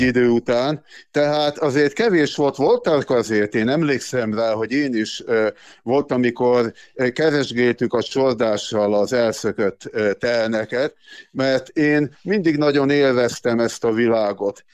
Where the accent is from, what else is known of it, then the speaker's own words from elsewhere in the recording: Gyöngyös, Heves, Hungary; moved away; also born or lived in Szabolcs-Szatmár-Bereg; Én gyöngyösi származású vagyok, Mátrai